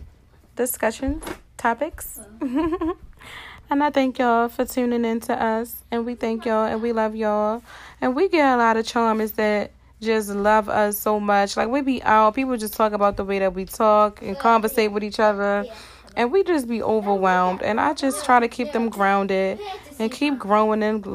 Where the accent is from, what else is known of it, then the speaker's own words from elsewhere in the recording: Baltimore, Maryland, United States; I was born and raised in Baltimore